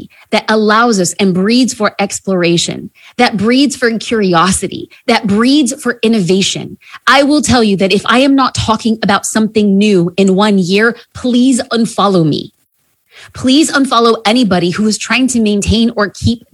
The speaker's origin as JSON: {"language": "English", "region": "New Jersey", "country": "United States", "said": "I'm from Jersey"}